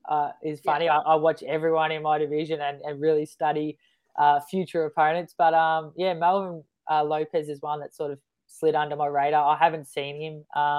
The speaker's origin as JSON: {"language": "English", "town": "Melbourne", "region": "Victoria", "country": "Australia", "tie": "born or raised there", "moved": "yes", "lives_now": "northern New South Wales, Australia", "said": "I'm born and bred in Melbourne"}